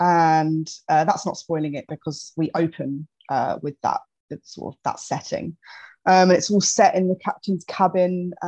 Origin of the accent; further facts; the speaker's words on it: Ramsgate, South East England, United Kingdom; I grew up in Ramsgate in Kent, which is just by the ocean.